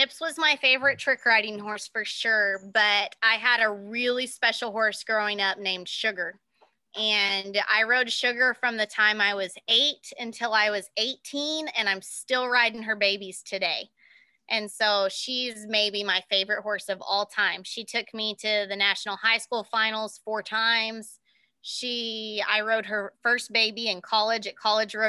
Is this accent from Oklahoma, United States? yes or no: yes; Cheyenne, Oklahoma, United States; my hometown, Cheyenne, Oklahoma